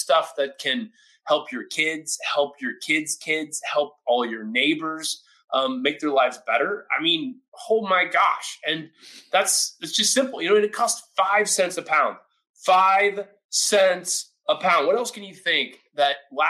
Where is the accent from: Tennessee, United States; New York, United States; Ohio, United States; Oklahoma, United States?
Oklahoma, United States; I grew up in Oklahoma